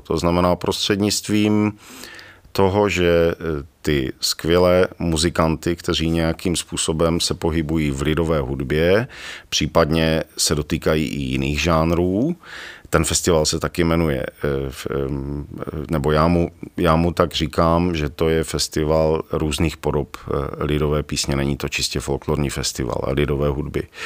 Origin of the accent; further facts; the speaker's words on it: Ostrava, Moravian-Silesian Region, Czechia; now in Rožnov pod Radhoštěm, Czech Republic; narodil jsem se v Ostravě, teď, eh, teď tedy Rožnov